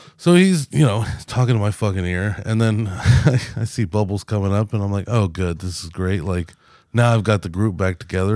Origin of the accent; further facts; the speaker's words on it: United States; I'm an American